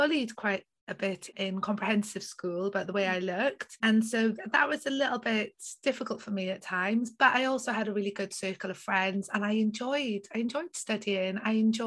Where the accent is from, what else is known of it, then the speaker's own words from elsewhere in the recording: South Wales, United Kingdom; I grew up in South Wales in a little village near the Gower Peninsula